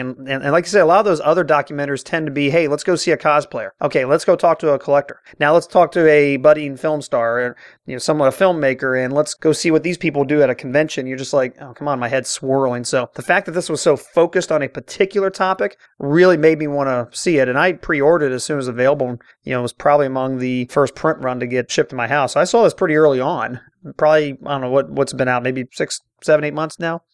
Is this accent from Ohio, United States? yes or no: yes; Cincinnati, Ohio, United States; I'm born and raised in Cincinnati